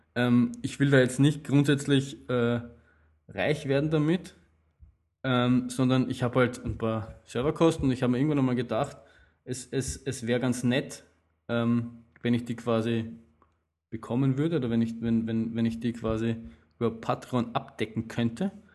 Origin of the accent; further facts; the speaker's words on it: Austria; als Österreicher, der viel Wien-Marathon gelaufen ist